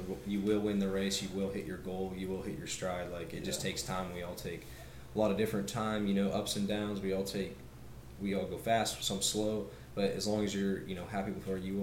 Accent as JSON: {"language": "English", "town": "Kansas City", "country": "United States", "said": "we're from Kansas City, that's where we live"}